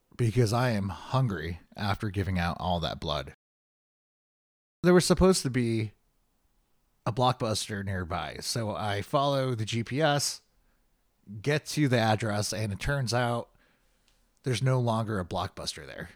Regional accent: Chicago, Illinois, United States; moved away as an adult; also born or lived in Boston; I'm from Chicago.

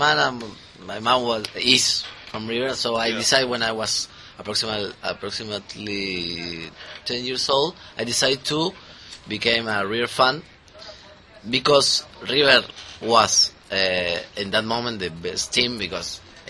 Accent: Argentina; English is a second language; now in Buenos Aires, Argentina; I'm not from Buenos Aires, I'm from another province.

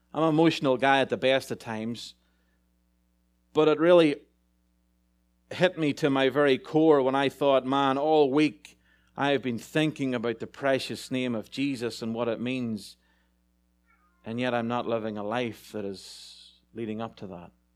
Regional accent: Ireland; moved away; As an Irishman in a big town

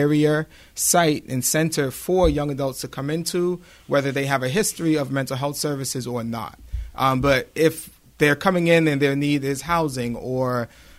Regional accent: Boston, Massachusetts, United States; now in Brockton, United States; I grew up in Boston, Massachusetts, born and raised my entire life.

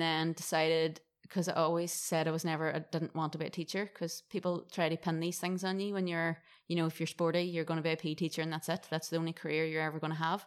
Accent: Derry, Northern Ireland, United Kingdom; accent: Irish; moved away as an adult; now in Gold Coast, Australia; my hometown in Derry

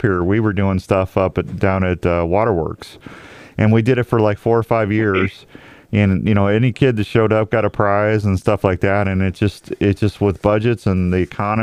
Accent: St. Louis, Missouri, United States; moved away; I'm from St. Louis

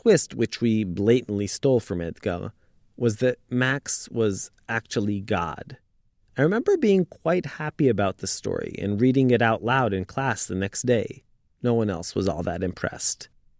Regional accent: Jerusalem, Jerusalem District, Israel; Yochai grew up in Haifa, and I'm from Jerusalem

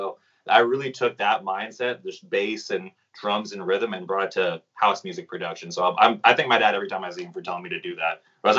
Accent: Carlsbad, California, United States; So I grew up in Carlsbad, California. And for those who don't know where that is, San Diego, California, really close to the border of Mexico.

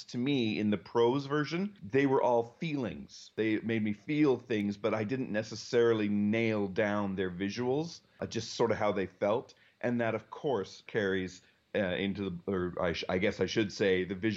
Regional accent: Calgary, Alberta, Canada; I lived sort of on the edges of my city of Calgary, Alberta

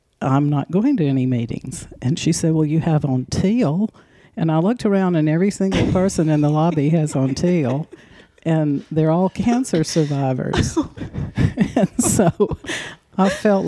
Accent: Auburn, Alabama, United States; Auburn, Alabama

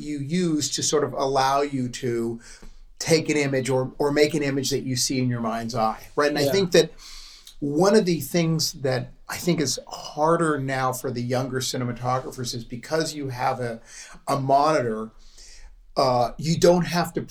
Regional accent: Los Angeles, California, United States; My mom is living in the house that I grew up in Brentwood

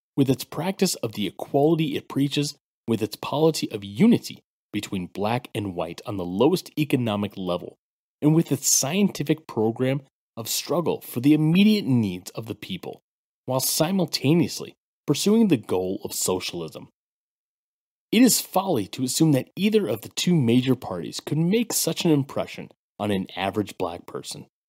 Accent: United States; as a Black American

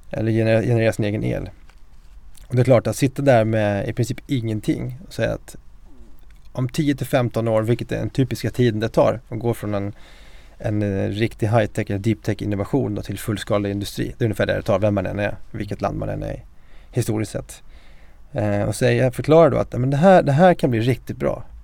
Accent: Mora, Dalarna County, Sweden; moved away as an adult; now in Stockholm, Sweden; en eh, siciliansk dalmas. Jag är uppväxt i Mora med en eh, mamma från Sverige, pappa från Sicilien. Jag är 44 år, gift, har tre barn

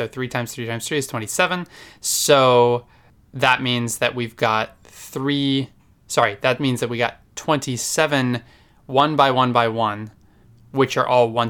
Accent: United States; Because meter just feels better. I mean, I grew up in America.

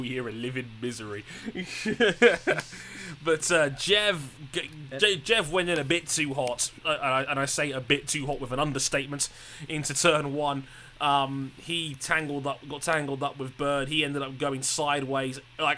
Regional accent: United Kingdom; I'm the British guy here

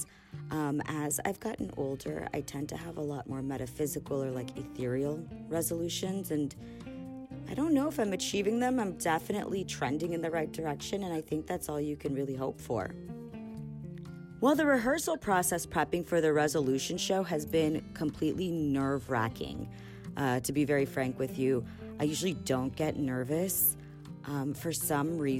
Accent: Los Angeles, California, United States; I'm from Los Angeles, California

